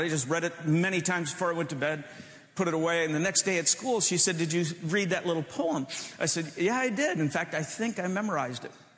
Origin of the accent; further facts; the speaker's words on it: Michigan, United States; moved away as an adult; now in Chicago, United States; We grew up in Michigan, and I moved to Chicago